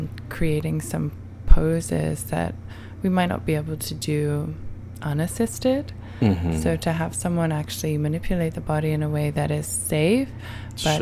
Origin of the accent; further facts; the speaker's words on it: Brighton, South East England, United Kingdom; moved away as an adult; now in New York, United States; I'm from Brighton.